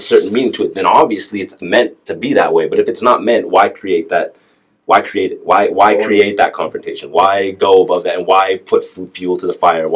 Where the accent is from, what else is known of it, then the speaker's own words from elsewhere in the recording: Calgary, Alberta, Canada; me growing up in Calgary, Alberta, Canada